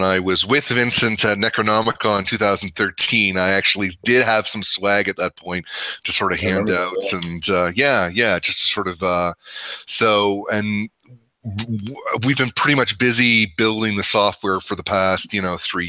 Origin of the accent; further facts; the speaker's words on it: Canada; moved away; also born or lived in San Francisco / Dallas; I am Canadian